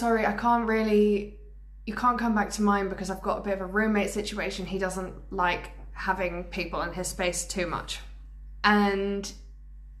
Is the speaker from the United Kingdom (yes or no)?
yes; Wales, United Kingdom; growing up in Wales